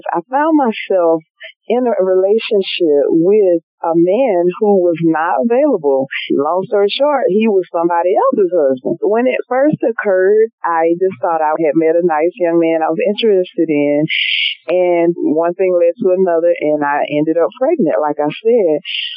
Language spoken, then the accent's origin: English; Montgomery, Alabama, United States; moved away; I love my hometown. Go back whenever I can